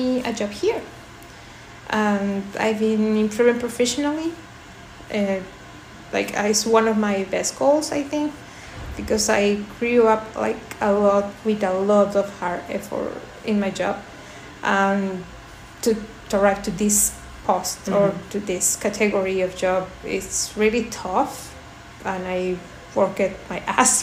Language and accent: English; Lima, Peru; moved away as an adult; also born or lived in Spain / Belgium; now in Germany; I was born in Lima, in Peru. But I left Lima when I was 18 years old.